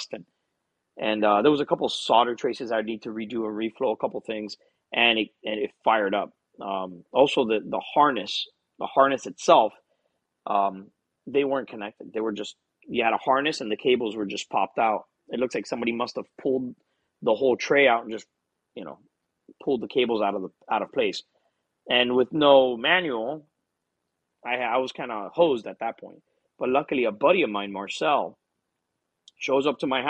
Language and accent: English; Hialeah, Florida, United States; I was born and raised in Hialeah, which is a town just north of Miami